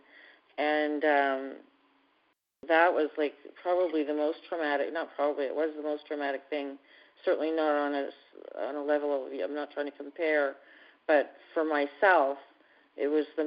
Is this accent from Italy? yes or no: no; Canada; I'm from Canada